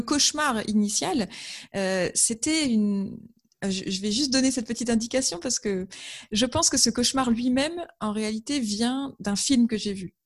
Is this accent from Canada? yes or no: no; Amiens, Hauts-de-France, France; je suis originaire d'Amiens